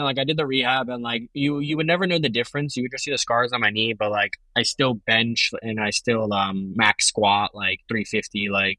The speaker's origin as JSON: {"language": "English", "town": "Orlando", "region": "Florida", "country": "United States", "tie": "born or raised there", "also_born_or_lived": "Serbia / Michigan", "said": "When I was 10, around the fourth to fifth grade transition, I moved to Orlando. And I grew up here, and I say like I'm from Orlando because I grew up here and I went to college here as well."}